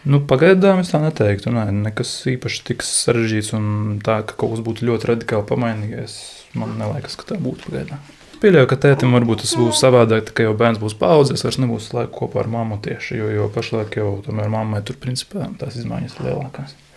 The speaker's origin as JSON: {"language": "Latvian", "town": "Daugavpils", "region": "Latgale", "country": "Latvia", "tie": "born or raised there", "moved": "as an adult", "lives_now": "Riga, Latvia", "said": "Es bērnību dzīvoju Dārgopelī, bet privātu mājā"}